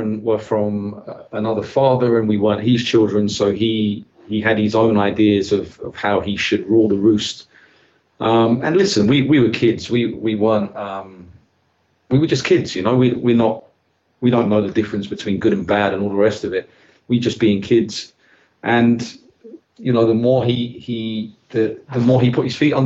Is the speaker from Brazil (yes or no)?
no; London, United Kingdom; I was raised in this place, London. Growing up, I grew up in the East End of London